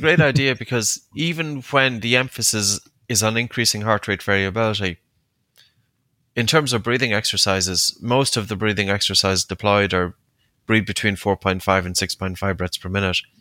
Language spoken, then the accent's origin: English; Ireland; also born or lived in Uppsala, Sweden; as an Irish man